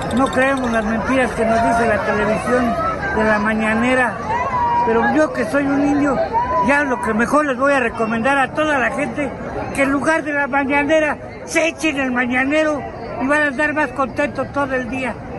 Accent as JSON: {"language": "Spanish", "town": "Tzintzuntzan", "region": "Michoacán", "country": "Mexico", "said": "soy de Sinsunzan."}